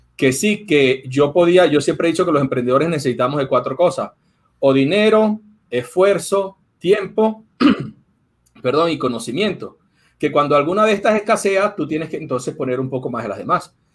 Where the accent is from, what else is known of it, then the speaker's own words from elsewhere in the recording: Venezuela; yo soy venezolano